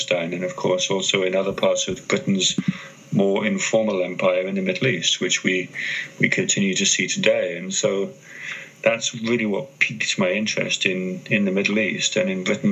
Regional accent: Greece; moved away; I grew up in Greece

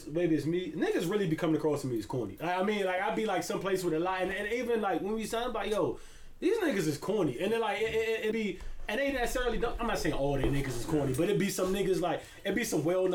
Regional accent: Barbados; now in Washington, D.C., United States; I'm from Barbados

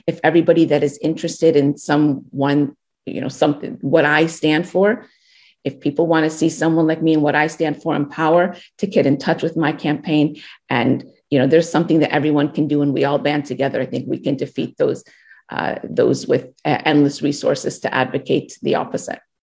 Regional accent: United States; as a young girl being so proud of being an American

